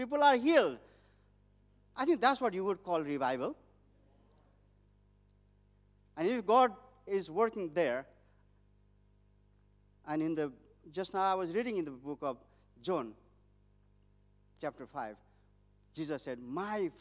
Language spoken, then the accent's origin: English; Nepal; born or raised there